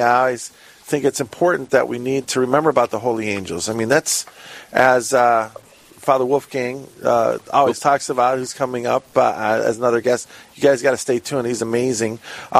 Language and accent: English; Chicago, Illinois, United States; now in Rochester, United States; I'm originally born and raised in Chicago